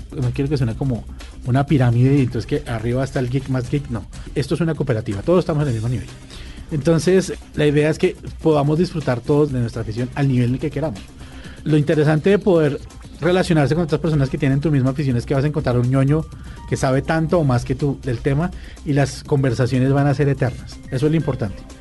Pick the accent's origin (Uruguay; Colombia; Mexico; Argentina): Colombia; como colombianos